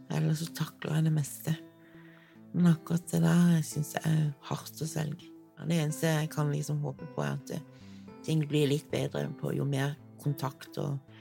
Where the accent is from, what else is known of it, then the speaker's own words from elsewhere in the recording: Kristiansand, Agder, Norway; Jeg har vokst opp i Kristiansand